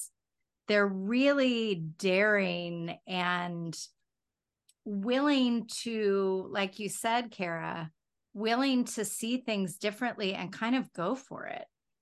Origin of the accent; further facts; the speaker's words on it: the South, United States; I go crazy with the y'all thing because I'm from the South.